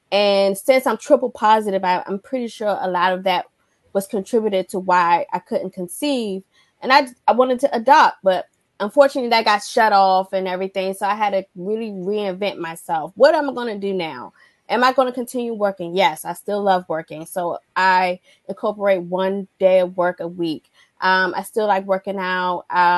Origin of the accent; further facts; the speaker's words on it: Washington, District of Columbia, United States; also born or lived in Alaska / Georgia / Korea; lived in Alaska, Georgia, Washington, Korea. And we would just do all the outdoor things, especially growing up in Washington, D.C., where that's not common.